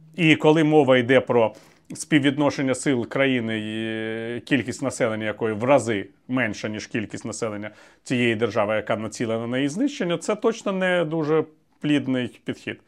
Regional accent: Ukraine; also born or lived in Moscow, Russia; ми українці

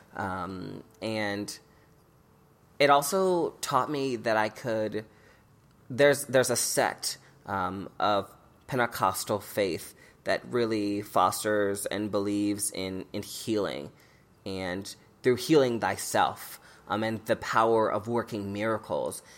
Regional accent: Omaha, Nebraska, United States; growing up in Omaha as a young queer person

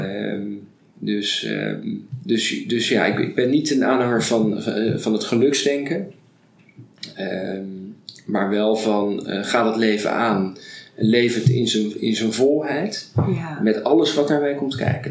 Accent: Rotterdam, South Holland, Netherlands; ik ben uh, geboren getogen in Rotterdam

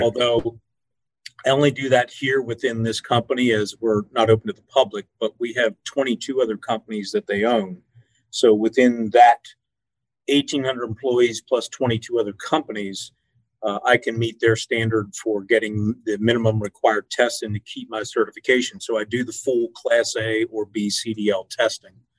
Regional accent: York, Pennsylvania, United States; I am from York, Pennsylvania

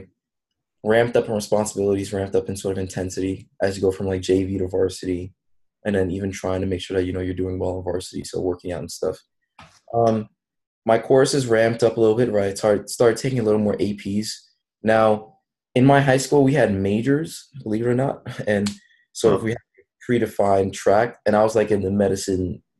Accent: New York City, New York, United States; I'm originally from Brooklyn, New York. So I went to this high school called Brooklyn Technical High School

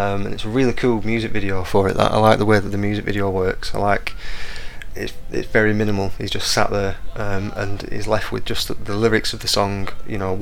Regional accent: Blackburn, North West England, United Kingdom; I'm from Blackburn

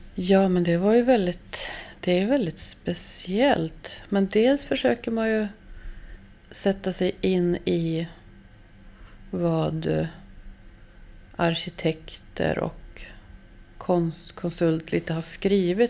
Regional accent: Norrbotten County, Sweden; Jag är uppvuxen i Norrbotten

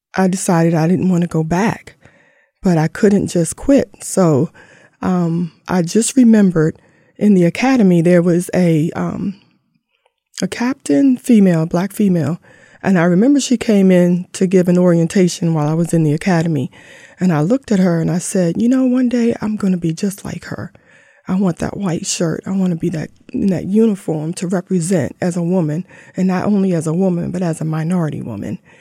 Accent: Langley Park, Maryland, United States; we grew up in Langley Park, um, Fifteenth Avenue down to D C

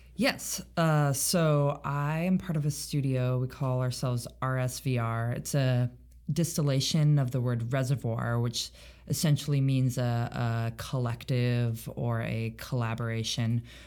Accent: Roseburg, Oregon coast, United States; now in Seattle, United States; I grew up in Southern Oregon. I spent most of my childhood on the Oregon coast, and then most of my high school experience in uh, a town called Roseburg, Oregon

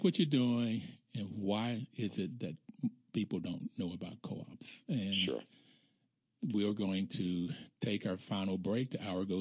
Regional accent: Bluefield, West Virginia, United States; Growing up in Bluefield, West Virginia, relatively poor

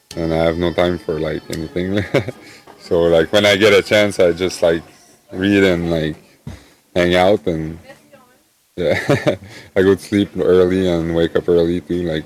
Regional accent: Gatineau, Quebec, Canada; moved away as an adult; I'm from Gatineau, Quebec

